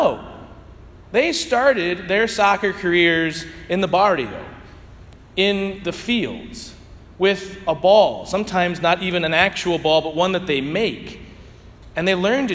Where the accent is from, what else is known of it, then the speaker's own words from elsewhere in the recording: St. Louis, Missouri, United States; I grew up playing it in St. Louis